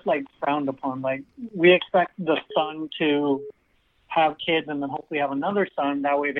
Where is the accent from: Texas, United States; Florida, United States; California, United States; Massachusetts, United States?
California, United States; Bay Area; I'm from the Bay Area.